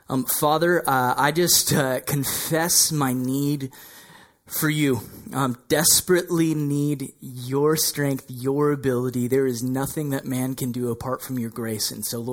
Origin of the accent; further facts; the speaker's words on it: Burlington, Ontario, Canada; also born or lived in Toronto; I was born in the Toronto area and I lived in Burlington, Ontario.